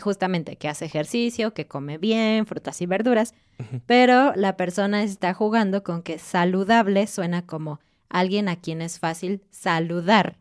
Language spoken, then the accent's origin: Spanish; Mexico; como mexicanos en particular